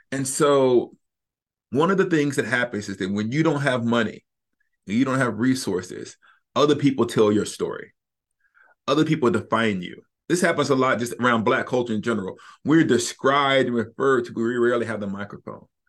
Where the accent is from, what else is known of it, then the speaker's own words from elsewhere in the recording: Huntsville, Alabama, United States; moved away; I'm from Huntsville, Alabama, North West Huntsville. And there wasn't an evangelical within twenty miles of where I grew up.